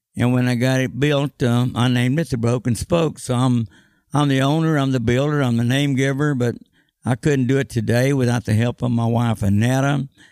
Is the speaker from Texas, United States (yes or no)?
yes; Austin, Texas, United States; when I was growing up in Austin, Texas.